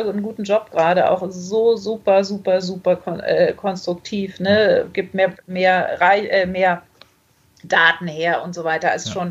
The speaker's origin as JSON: {"language": "German", "region": "Baltic coast", "country": "Germany", "tie": "born or raised there", "said": "Ich bin an der Ostsee groß geworden und immer wenn ich irgendwie stinke sauer war und wütend, bin ich ans Meer gegangen"}